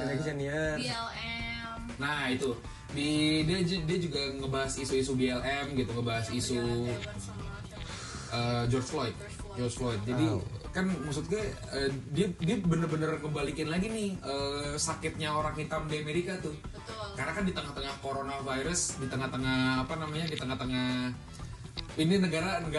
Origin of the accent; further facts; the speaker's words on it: Jakarta, Indonesia; walaupun kita orang Indonesia walaupun kita orang Jakarta gitu